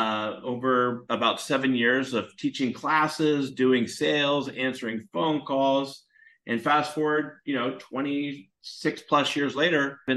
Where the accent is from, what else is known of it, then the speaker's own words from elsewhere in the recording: San Francisco Bay Area, California, United States; I grew up in the San Francisco Bay Area.